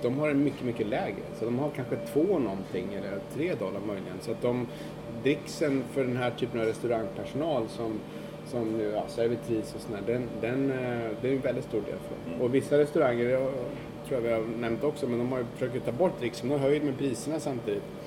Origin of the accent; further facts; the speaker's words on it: Sweden; now in New York, United States; som svensk